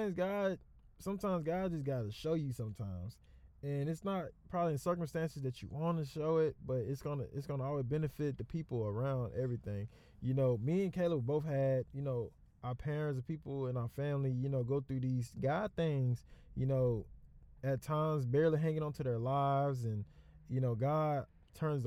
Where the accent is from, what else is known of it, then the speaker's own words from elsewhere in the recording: the South, United States; also born or lived in Texas; I'm from South